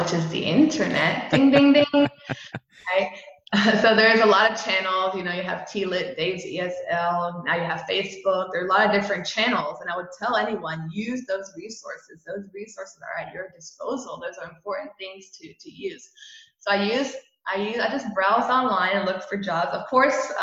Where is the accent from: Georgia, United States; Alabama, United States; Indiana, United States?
Georgia, United States; moved away; also born or lived in Montreal, Canada / Atlanta; I actually grew up in Georgia